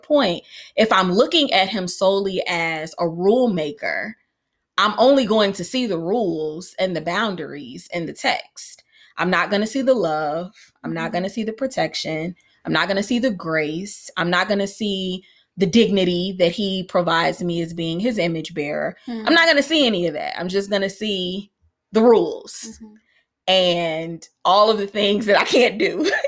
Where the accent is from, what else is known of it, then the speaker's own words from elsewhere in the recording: Chicago, Illinois, United States; we lived on a city block because of course we did because I grew up in Chicago.